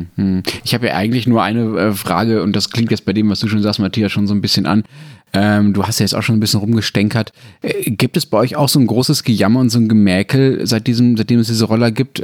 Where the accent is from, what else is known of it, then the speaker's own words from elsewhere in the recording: Germany; bei uns in Deutschland